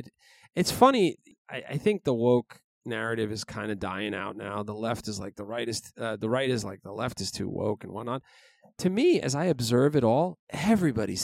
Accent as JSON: {"language": "English", "town": "New York City", "region": "New York", "country": "United States", "tie": "born or raised there", "said": "I grew up in New York City"}